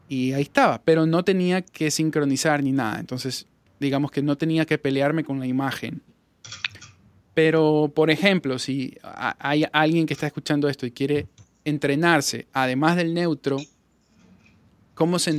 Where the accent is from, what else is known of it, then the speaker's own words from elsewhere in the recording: Guayaquil, Guayas, Ecuador; accent: guayaquileño; me pasa mucho que me, llaman para grabar cosas por mi acento, la gente de Quito. Claro, porque tienen un acento guayaquileño.